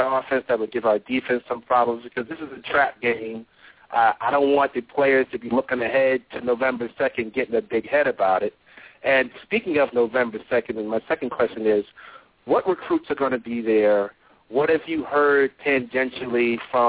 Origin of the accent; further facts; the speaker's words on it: New York City, New York, United States; I'm from Brooklyn, New York.